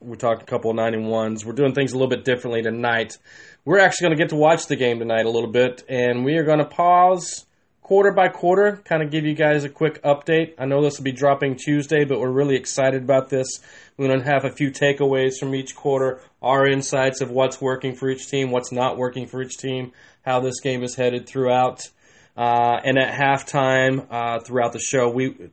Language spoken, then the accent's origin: English; Texas, United States; I went with Jason Kidd growing up in Texas.